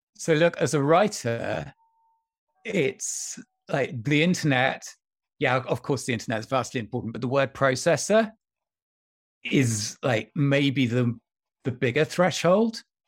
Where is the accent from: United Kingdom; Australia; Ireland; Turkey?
United Kingdom; County Durham, North East England; when I was a teenager growing up in County Durham